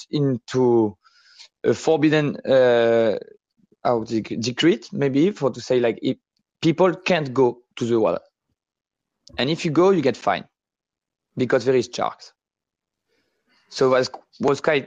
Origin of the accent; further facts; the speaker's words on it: Réunion; moved away as an adult; now in Gran Canaria, Spain; growing up in Reunion